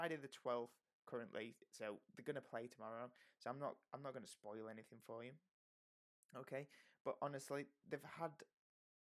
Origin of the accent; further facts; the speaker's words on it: United Kingdom; We're British.